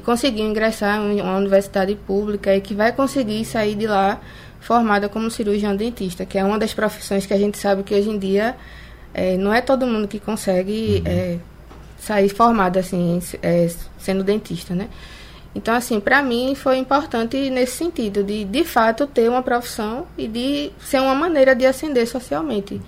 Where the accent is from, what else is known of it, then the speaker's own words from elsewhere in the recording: bairro da Vaz, Pernambuco, Brazil; now in Olinda, Brazil; eu morei 27 anos né, no bairro da Vaz, é hoje que eu não moro mais lá, eu me mudei. Hoje eu moro na periferia de Olinda